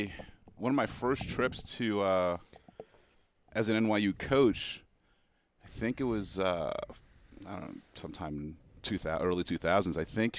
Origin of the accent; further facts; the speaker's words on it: New York, United States; As a New Yorker